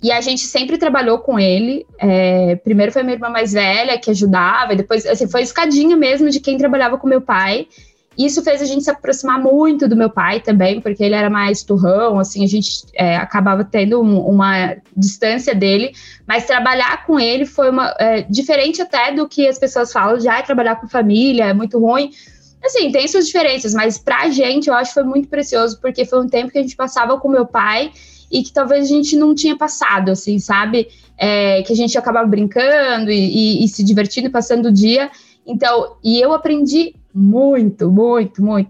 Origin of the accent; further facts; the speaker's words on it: São Paulo, Brazil; Eu vim da, da Zona Leste de São Paulo. Eu acredito que seja assim, o último bairro da Zona Leste, que é Itaim Paulista